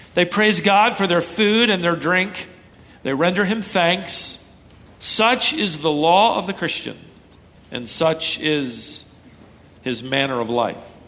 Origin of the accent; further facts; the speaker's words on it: Minnesota, United States; moved away; I was born in Minnesota